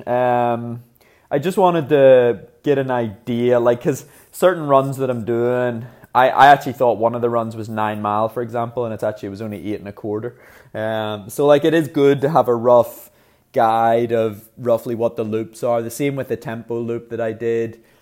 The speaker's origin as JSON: {"language": "English", "country": "Ireland", "said": "being Irish"}